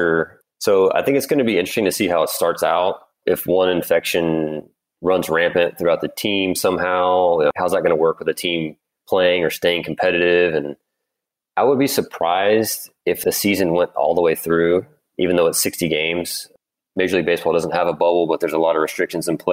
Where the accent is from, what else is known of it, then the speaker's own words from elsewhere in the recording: Louisiana, United States; growing up in Louisiana